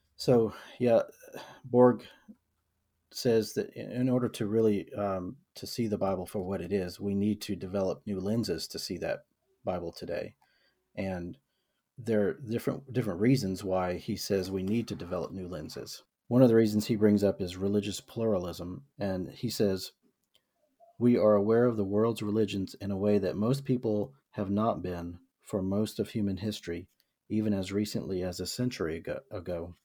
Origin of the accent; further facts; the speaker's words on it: the South, United States; I was born and raised in the South in a, in a middle class white family